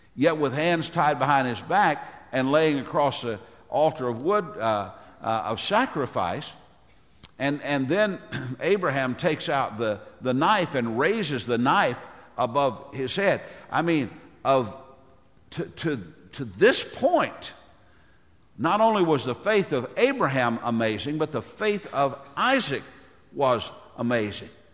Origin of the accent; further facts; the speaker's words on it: Tennessee, United States; my home state of Tennessee